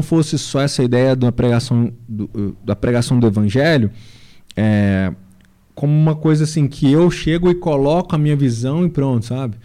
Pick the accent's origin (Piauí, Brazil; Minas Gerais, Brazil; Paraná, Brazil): Minas Gerais, Brazil; Sabará; lá na minha cidade, né? Grande cidade, grande Sabará, na grande, na nossa grande Sabará.